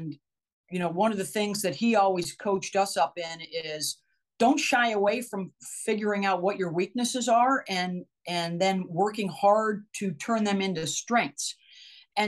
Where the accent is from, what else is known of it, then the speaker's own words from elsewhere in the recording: Syracuse, New York, United States; I grew up in Syracuse and always was a huge Syracuse fan